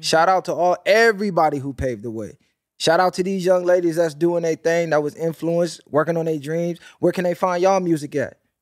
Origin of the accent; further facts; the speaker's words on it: West Coast, United States; I'm from the West Coast